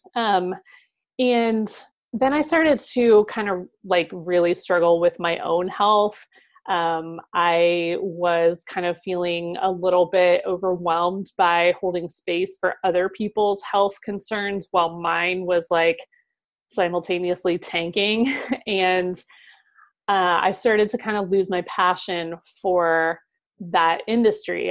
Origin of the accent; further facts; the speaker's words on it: Ohio, United States; moved away; also born or lived in Seattle, Washington; I moved from Seattle back to my home state of Ohio